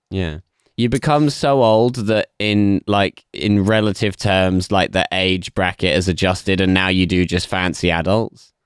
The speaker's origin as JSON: {"language": "English", "region": "England", "country": "United Kingdom", "said": "as an English person specifically, even more so than just a British person"}